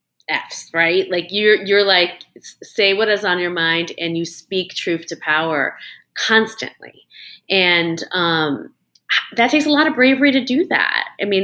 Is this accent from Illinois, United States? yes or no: yes; Chicago, Illinois, United States; I am from Chicago.